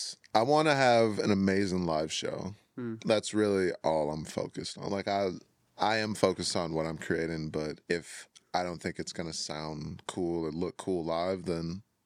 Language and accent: English; Chicago, Illinois, United States; now in Minnesota, United States; Yeah, I moved to Minnesota from Chicago.